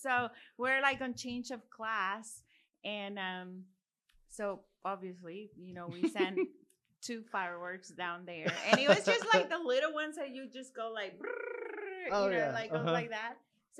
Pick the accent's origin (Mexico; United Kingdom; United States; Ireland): Mexico; you know, I grew up in Mexico.